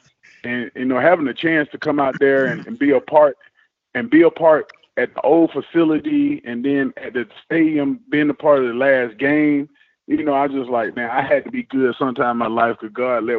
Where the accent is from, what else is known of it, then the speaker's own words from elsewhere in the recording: South Georgia, United States; I'm from Georgia, South Georgia